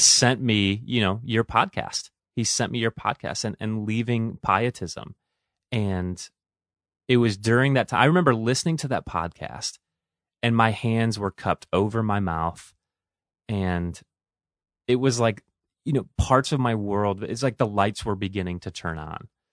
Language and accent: English; Toledo, Ohio, United States; now in Willmar, United States; I grew up in Toledo, Ohio, so those are my stomping grounds